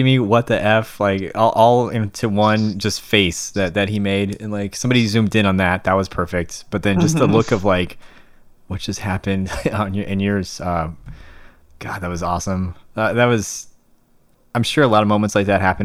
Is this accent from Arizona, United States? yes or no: yes; Tucson, Arizona, United States; my hometown, but like Tucson